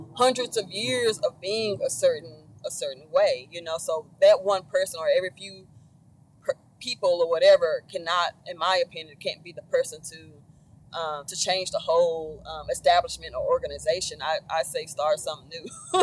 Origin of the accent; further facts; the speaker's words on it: Dallas, Texas, United States; I'm from Dallas